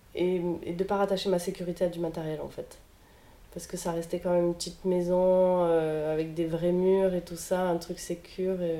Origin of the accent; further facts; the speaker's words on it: Marseille, Provence-Alpes-Côte d'Azur, France; je suis une Marseillaise née à Marseille et grandie à Marseille